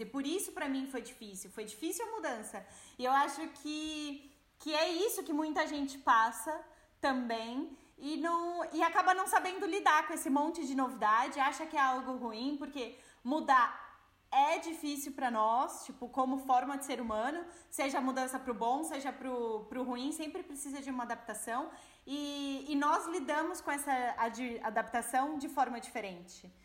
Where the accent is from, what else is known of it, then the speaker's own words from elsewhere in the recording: Brazil; moved away as an adult; also born or lived in Portugal; now in Germany; diferente de muitos imigrantes, eu já saí do Brasil com um trabalho